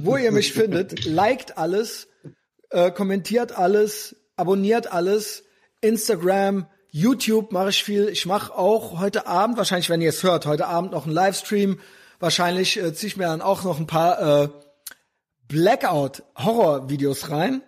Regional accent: West Germany, Germany; wir haben als Kinder in Westdeutschland

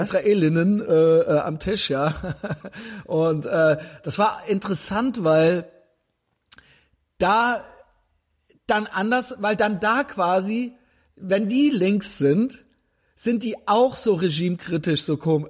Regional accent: Germany; als Deutscher

